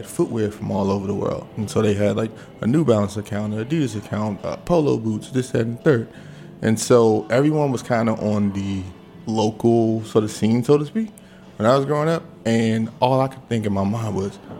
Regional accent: Washington, District of Columbia, United States; I'm like, Southwest.

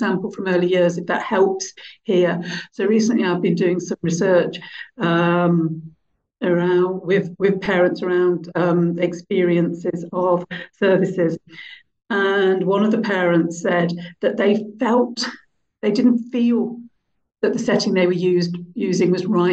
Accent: Birmingham, West Midlands, United Kingdom; I grew up in Birmingham at a time where I didn't belong, didn't fit in.

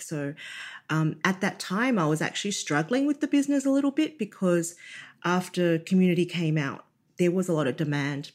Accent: Australia; growing up being born in Australia to um, Chinese parents

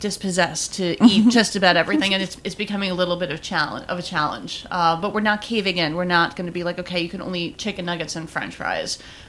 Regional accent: New York City, New York, United States; I grew up in like an Italian American household in Diker Heights, Bensonhurst, and Bay Ridge

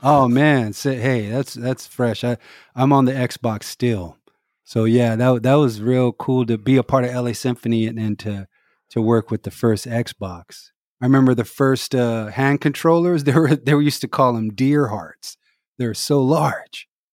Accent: Los Angeles, California, United States; also born or lived in Omaha, Nebraska / Inglewood / Hawthorne; my mom moved to L A around, uh, when I was three, right before kindergarten

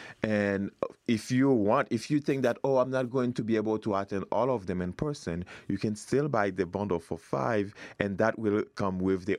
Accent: Haiti; moved away as an adult; now in United States; I grew up in Haiti.

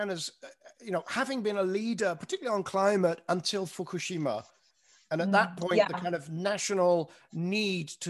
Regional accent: United Kingdom; I consider myself as British

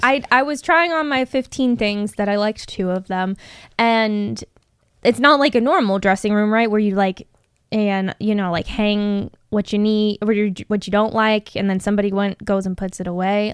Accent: Phoenix, Arizona, United States; I grew up in Phoenix.

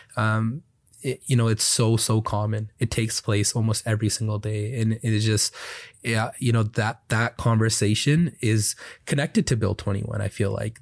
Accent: Canada; also born or lived in Alberta; as a Canadian

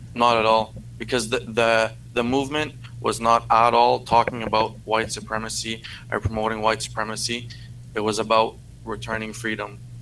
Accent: Canada; accent: francophone; first language French; English is a second language; I'm a francophone

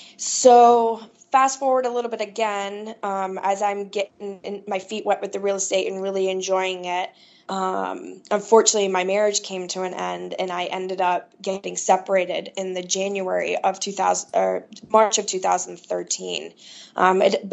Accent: Midwest, United States; I was from the Midwest

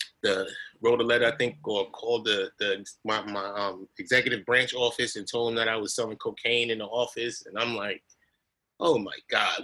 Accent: New York City, New York, United States; me growing up in Hollis, Queens, and Queens Village, where I grew up

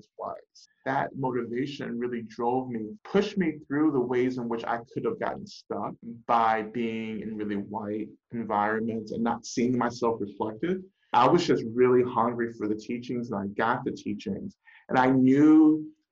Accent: North Georgia, United States; moved away as an adult; now in Boston, United States; I grew up in North Georgia, rural North Georgia, and grew up in the black church.

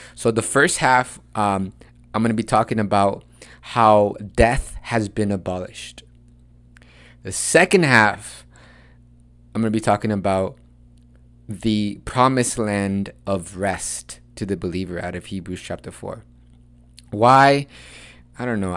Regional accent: United States; accent: Chicano; English is a second language

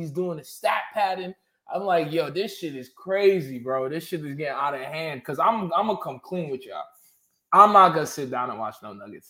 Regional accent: Suffolk County, Long Island, New York, United States; I'm from Suffolk County, Long Island, bro.

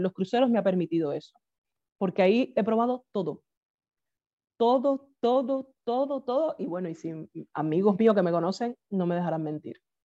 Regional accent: Havana, Cuba; moved away as an adult; now in Vila-seca, Spain; yo nací en La Habana, en el cerro

